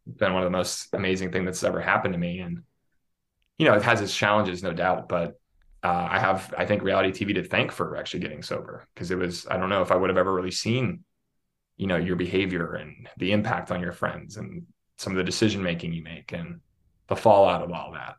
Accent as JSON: {"language": "English", "town": "Pittsburgh", "region": "Pennsylvania", "country": "United States", "tie": "born or raised there", "also_born_or_lived": "Syracuse, New York / Los Angeles / New York City", "moved": "as an adult", "said": "I grew up in Pittsburgh, Pennsylvania"}